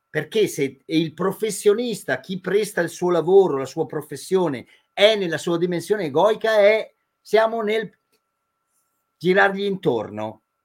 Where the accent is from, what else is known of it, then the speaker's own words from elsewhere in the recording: near Madonna di Campiglio, Trentino-Alto Adige, Italy; delle nostre parti, che sono vicino a Madonna di Campiglio